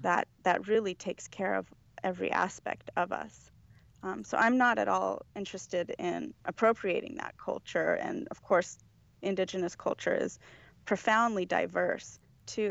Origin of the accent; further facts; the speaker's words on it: Los Angeles, California, United States; I was born here. I was born and raised in Los Angeles